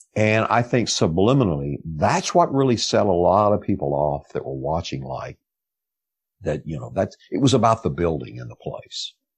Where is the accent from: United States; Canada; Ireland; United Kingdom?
United States; rural Texas; growing up in the South and rural Texas